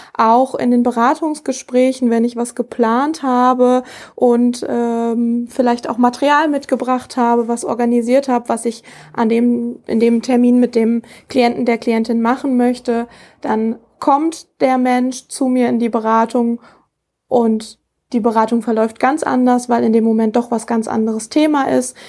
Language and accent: German; Rheda-Wiedenbrück, North Rhine-Westphalia, Germany; was gefällt mir besonders an meiner Heimatstadt? Ich glaube einfach, äh, ja, die Stadt an sich, die alten Fachwerkhäuser